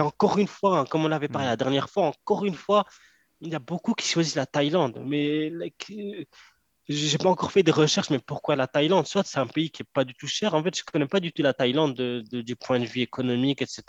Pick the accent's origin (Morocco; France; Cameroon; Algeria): Morocco; je suis marocain